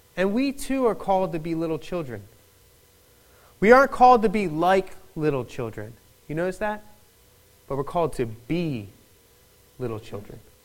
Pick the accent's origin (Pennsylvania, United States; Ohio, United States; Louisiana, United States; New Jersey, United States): Pennsylvania, United States; Philadelphia; accent: Philadelphian; moved away; I am a native of Philadelphia